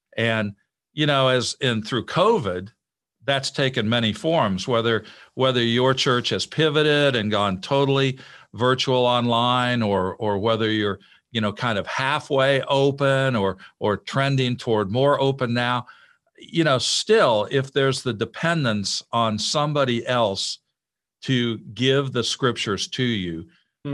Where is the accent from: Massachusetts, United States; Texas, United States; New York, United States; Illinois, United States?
Illinois, United States; moved away as an adult; I grew up in Illinois